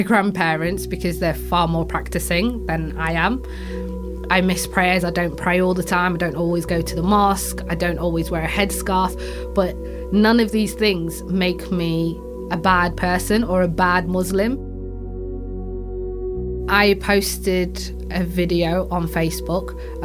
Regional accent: Yorkshire and the Humber, United Kingdom; I'm actually a Yorkshire girl. I'm from Yorkshire, I'm British

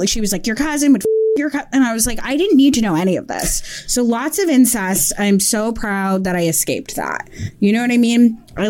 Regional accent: Barton, Vermont, United States; now in New York, United States; I'm like from like a redneck town near Canada, like population like 300 where I grew up.

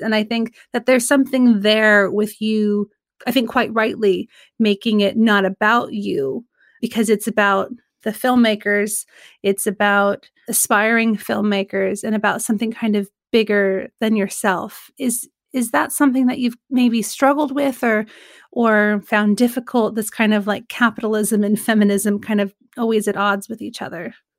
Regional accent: Sacramento, California, United States; I'm from Sacramento

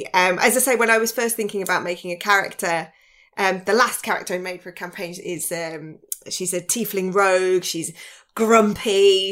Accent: Birmingham, West Midlands, United Kingdom; I'm a Brummie and, you know, we don't get represented enough. So that's where the accent then came in.

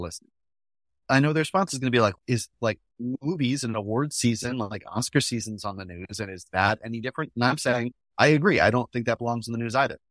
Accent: New Hampshire, United States; we grew up in New Hampshire

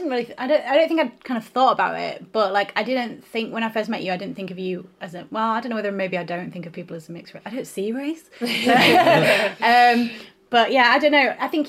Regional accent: Northern England, United Kingdom; accent: Northern; Or, like, when I was in London, people would think of me as, like, they could tell I was Northern, but like generic Northern

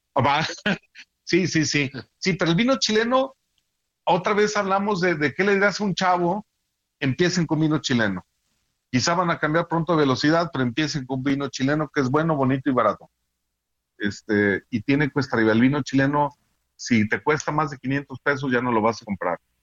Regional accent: Guadalajara, Jalisco, Mexico; yo que soy de aquí de Guadalajara

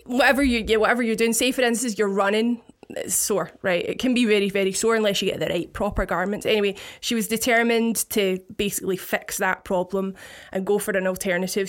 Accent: Paisley, Scotland, United Kingdom; I'm from a town, the biggest town in Scotland called Paisley

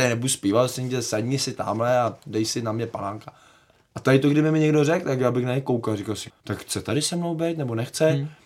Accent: Czechia; my jako by Češi

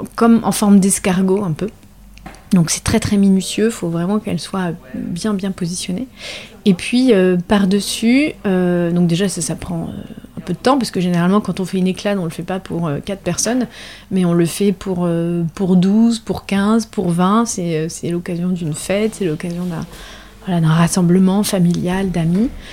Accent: La Rochelle, Nouvelle-Aquitaine, France; Je suis originaire de La Rochelle, donc j'ai grandi à La Rochelle

